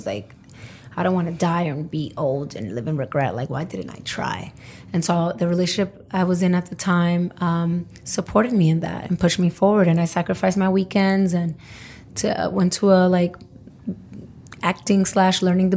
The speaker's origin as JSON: {"language": "English", "town": "New York City", "region": "New York", "country": "United States", "tie": "born or raised there", "said": "I'm from Brooklyn"}